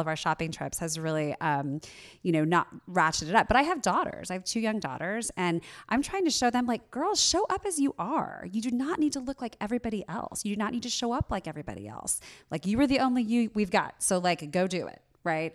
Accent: Southern Indiana, United States; moved away; I grew up in Southern Indiana

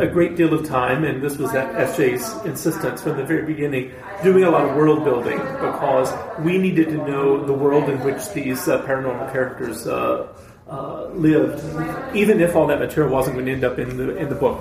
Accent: East Texas, United States; I grew up in East Texas

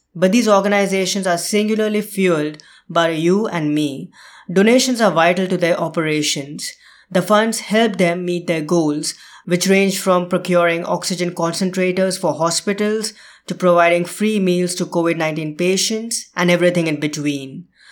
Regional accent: India; moved away; India, my home country

